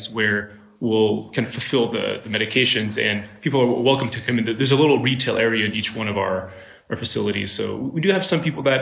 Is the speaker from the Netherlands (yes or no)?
no; Ottawa, Ontario, Canada; moved away as an adult; now in Silicon Valley, United States; I'm Canadian. I grew up in Ottawa, Canada